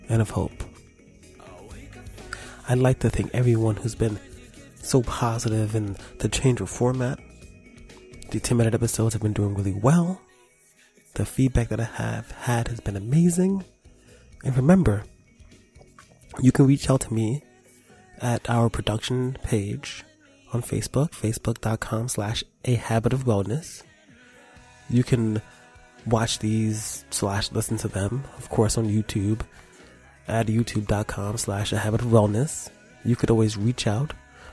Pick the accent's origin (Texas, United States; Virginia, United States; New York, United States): New York, United States; New York City; I come from New York City